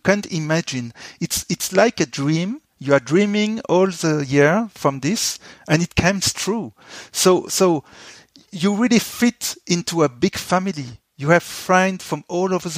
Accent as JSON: {"language": "English", "country": "France", "said": "I came from France"}